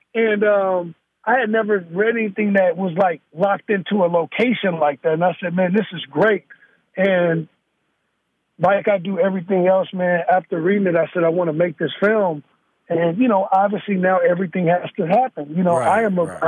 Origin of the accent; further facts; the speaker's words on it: Gary, Indiana, United States; also born or lived in Chicago, Illinois; now in Northern California, United States; I'm born in Chicago, Illinois. I'm raised in Gary, Indiana